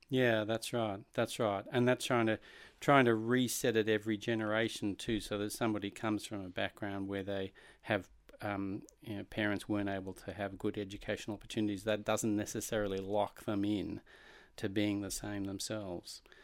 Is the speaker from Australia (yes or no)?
yes; Australia; moved away; as an Australian